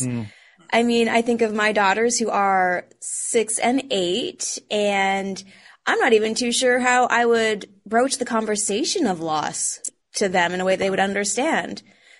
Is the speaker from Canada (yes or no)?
yes; Edmonton, Alberta, Canada; moved away; originally from Edmonton over here.